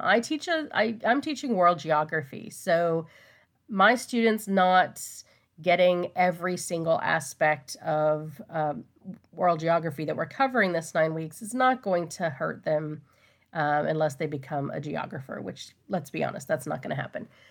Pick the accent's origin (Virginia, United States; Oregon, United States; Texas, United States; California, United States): Texas, United States; I am a Texan, I was born and raised here